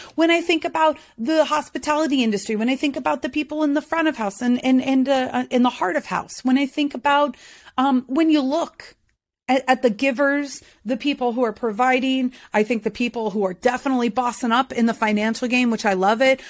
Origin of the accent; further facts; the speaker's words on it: the South, United States; I'm from the South